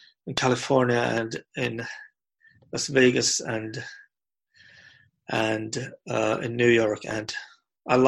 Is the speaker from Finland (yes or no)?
yes; Lapland, Finland; English is a second language; my home country, that it's a great, beautiful country, and I tell more about about Lapland, which is in North Finland